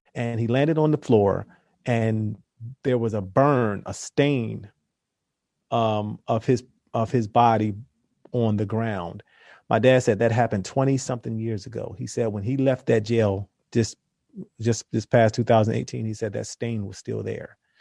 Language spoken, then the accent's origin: English; Philadelphia, Pennsylvania, United States; we're around the same age, two black guys from Philly